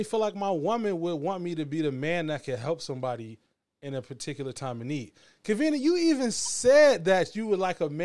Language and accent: English; Battle Creek, Michigan, United States; I'm from Battle Creek